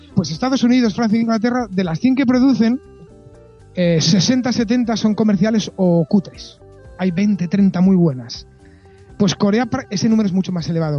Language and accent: Spanish; Spain; yo mismo, como español, me voy por España